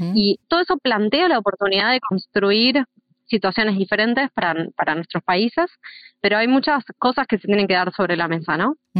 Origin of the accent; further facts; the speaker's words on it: Argentina; also born or lived in outskirts of Buenos Aires; en donde vivo yo, en una zona rural, en Argentina, en las afueras de Buenos Aires